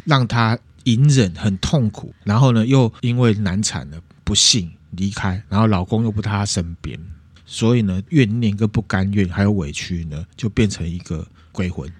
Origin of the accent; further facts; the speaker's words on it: Taiwan; 我们台湾人